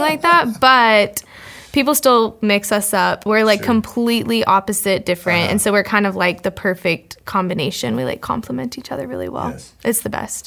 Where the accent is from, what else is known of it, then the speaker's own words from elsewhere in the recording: Fort Worth, Texas, United States; moved away as an adult; also born or lived in College Station, Texas; I grew up in Fort Worth, Texas, with my twin sister and my parents